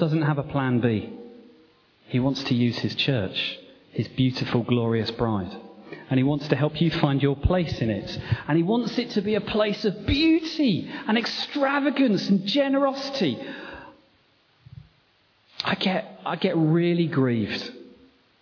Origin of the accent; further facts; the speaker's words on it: England, United Kingdom; I'm English